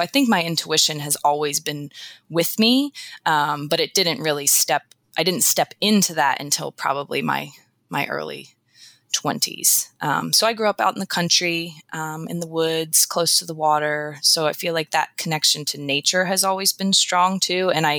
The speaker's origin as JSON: {"language": "English", "region": "Eastern Shore", "country": "United States", "tie": "born or raised there", "said": "I grew up on the Eastern Shore"}